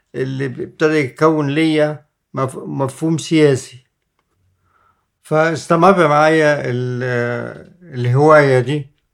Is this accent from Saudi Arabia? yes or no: no; Egypt; احنا مصريين